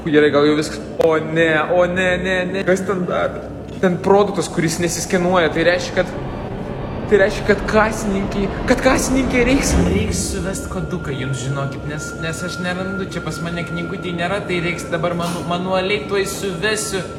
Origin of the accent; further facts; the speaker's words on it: Luhansk Oblast, Ukraine; Lithuanian is a second language; now in Lithuania; Tai aš esu iš Ukrainos, Aha. Luhansko, mažo miestelio. Visur sakau, kad Kyivas